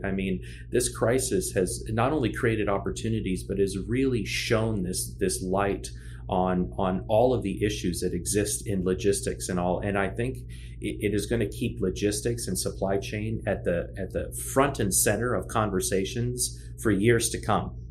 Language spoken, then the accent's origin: English; Cincinnati, Ohio, United States; also born or lived in Washington, D.C.; moved to Cincinnati where my dad was working for the uh, Food and Drug Administration. He was a microbiologist. And so, you know, did my formative middle school and high school years in Cincinnati